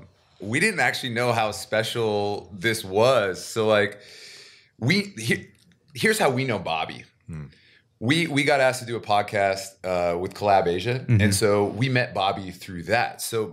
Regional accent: Seattle, Washington, United States; now in Korea; We're brothers from Seattle, and we played basketball out here in Korea for 10 years, and now we're retired.

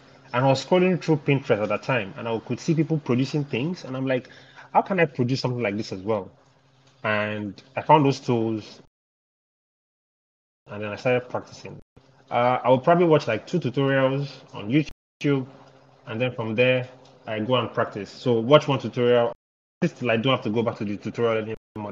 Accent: Ibadan, Oyo, Nigeria; I grew up in Ibadan, but I didn't really school in Ibadan

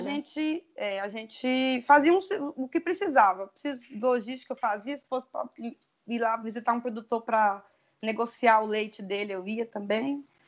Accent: near the border with Bahia, interior of Espírito Santo, Brazil; moved away; also born or lived in Curvelo, Minas Gerais; eu sou do interior do Espírito Santo, divisa com Bahia, inclusive, né? perto do sul da Bahia

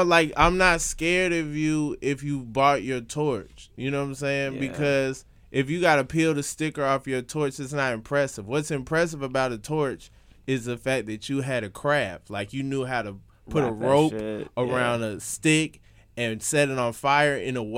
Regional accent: Atlanta, Georgia, United States; I'm from Atlanta. You know what I'm saying? like that's Home Depot town.

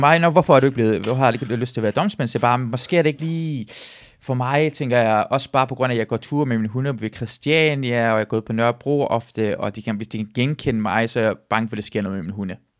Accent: Iran; now in Denmark; jeg er iraner

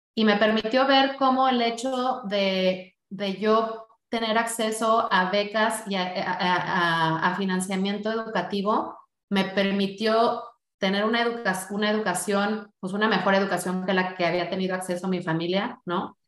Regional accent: Mexico; como mexicano

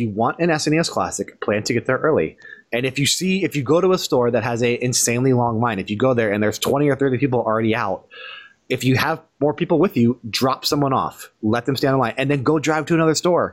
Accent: Northeast Ohio, United States; I grew up in Northeast Ohio. I still live in Ohio.

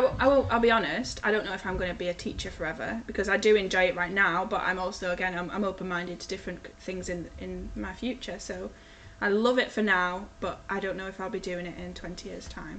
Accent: Ulverston, North West England, United Kingdom; also born or lived in Chester; I am from Ulverston, so I went to primary school, I went to St Mary's in Ulverston, and then I went to Ulverston Victoria High School

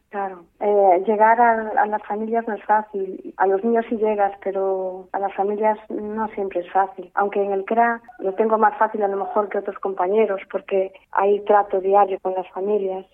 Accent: Amorín, Galicia, Spain; Era catequista en Amorín, que soy natural de Amorín

